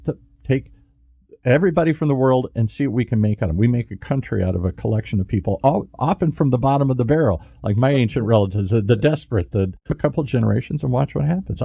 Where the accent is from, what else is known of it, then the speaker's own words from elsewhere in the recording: Midwest, United States; I'm from the Midwest.